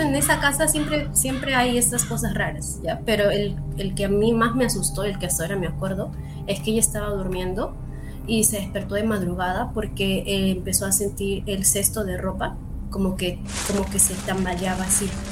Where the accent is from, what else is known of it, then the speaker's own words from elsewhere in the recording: Arequipa, Peru; yo soy de Arequipa